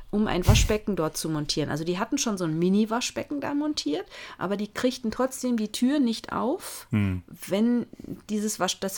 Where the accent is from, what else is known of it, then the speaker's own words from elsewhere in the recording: Münster, North Rhine-Westphalia, Germany; Äh, ich komme ja aus Münster gebürtig und ähm, da gibt es noch viele alte Häuser, die sowas tatsächlich noch im Flur haben.